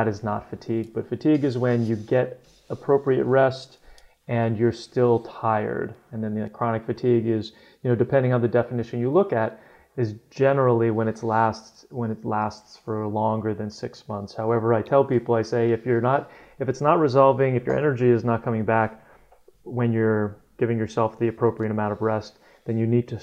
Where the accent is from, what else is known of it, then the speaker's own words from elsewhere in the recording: New Jersey, United States; moved away; also born or lived in Olympia, Washington; growing up in New Jersey where I did